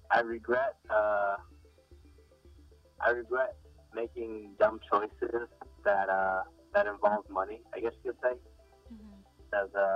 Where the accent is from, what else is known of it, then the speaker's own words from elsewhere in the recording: the South, United States; Well, for me at least, because I'm from the South